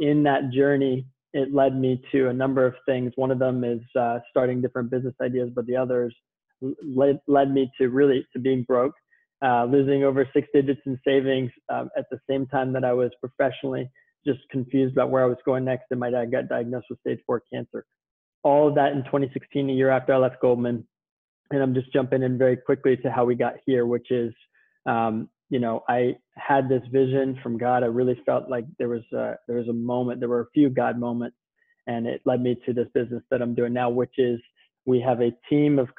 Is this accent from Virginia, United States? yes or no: yes; Virginia, United States; moved away as an adult; also born or lived in Manhattan, New York; now in Southern California, United States; I was born and raised in Virginia, lived in Manhattan 6.5 years before moving to Southern California